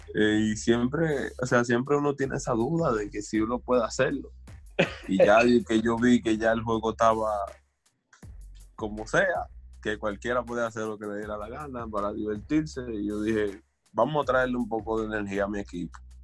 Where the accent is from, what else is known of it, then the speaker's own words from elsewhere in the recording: Dominican Republic; somos dominicanos, sabemos dónde venimos